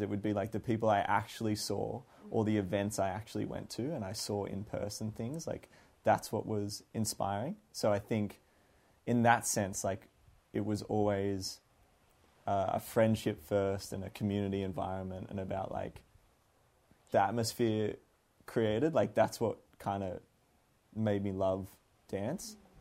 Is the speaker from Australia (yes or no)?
yes; Canberra, Australian Capital Territory, Australia; moved away as an adult; also born or lived in Melbourne; now in Sydney, Australia; I grew up in Canberra